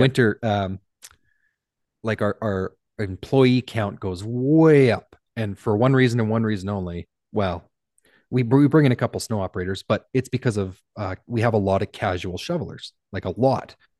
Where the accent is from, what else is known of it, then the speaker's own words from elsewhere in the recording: Canada; I'm Canadian